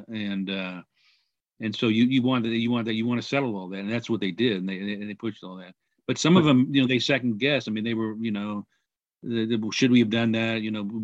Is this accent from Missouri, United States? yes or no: yes; Kansas City, Missouri, United States; moved away; I was born and raised in Kansas City